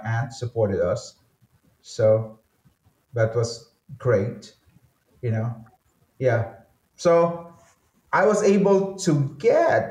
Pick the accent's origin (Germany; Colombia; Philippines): Philippines; Manila, Metro Manila; I grew up in Manila